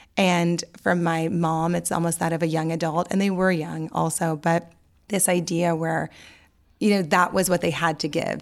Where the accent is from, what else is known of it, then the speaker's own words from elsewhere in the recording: New Orleans, Louisiana, United States; I grew up in New Orleans